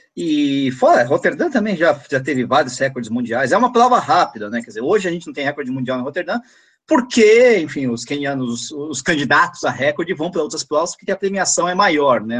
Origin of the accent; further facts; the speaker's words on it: São Bernardo do Campo, São Paulo, Brazil; Eu sou de São Bernardo